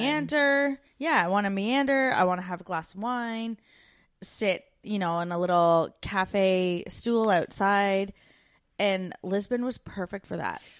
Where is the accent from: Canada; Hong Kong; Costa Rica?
Canada; moved away; We're two Canadian expats now living in Australia and the U K.